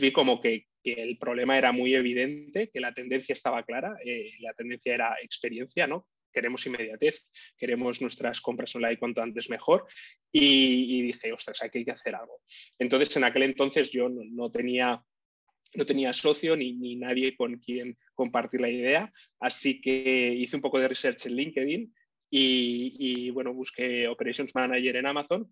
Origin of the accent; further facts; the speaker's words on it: Barcelona, Catalonia, Spain; soy originario de Barcelona, vivo aquí en, Barcelona